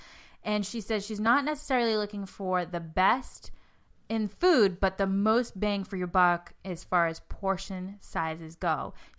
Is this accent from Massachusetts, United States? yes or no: yes; Boston, Massachusetts, United States; accent: Boston; Gosh, my Boston accent comes out.